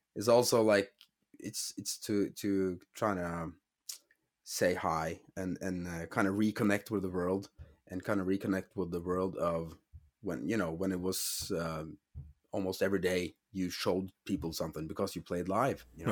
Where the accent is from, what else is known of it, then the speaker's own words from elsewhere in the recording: Norway; I'm from Norway